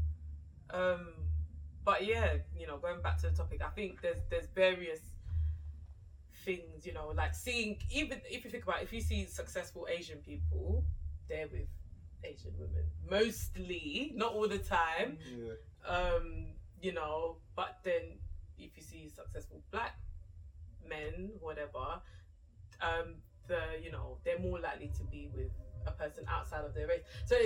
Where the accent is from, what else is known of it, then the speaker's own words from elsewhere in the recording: Nigeria; I'm Nigerian